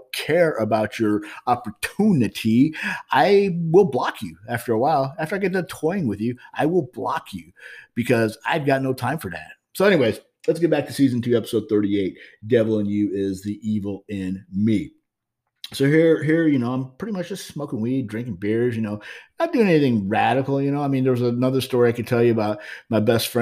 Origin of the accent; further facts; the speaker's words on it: Highland, Illinois, United States; moved away as an adult; now in St. Louis, United States; I'm growing up in Highland, Illinois. And that's how I kind of sort of migrated back here to St. Louis, Missouri. After all the years, I had grown up for the last 4 years of my high school life in Highland, Illinois